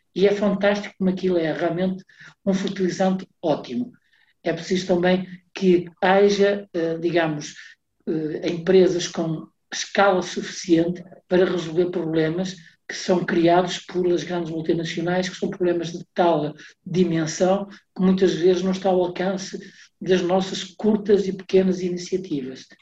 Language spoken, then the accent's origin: Portuguese; the North, Norte, Portugal; also born or lived in Porto; sou aqui do Norte, vivo no Porto